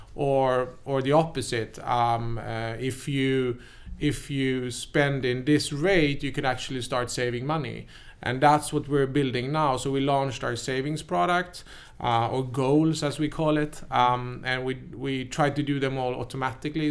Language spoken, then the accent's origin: English; Sweden; also born or lived in New York, United States; I came there as a happy Swede